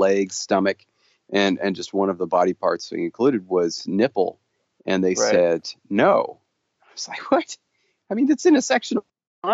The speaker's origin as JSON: {"language": "English", "town": "Los Angeles", "region": "California", "country": "United States", "tie": "born or raised there", "also_born_or_lived": "Long Beach, California / Fresno, California / Orange County, California", "said": "I was born in Long Beach, which is a part of Los Angeles"}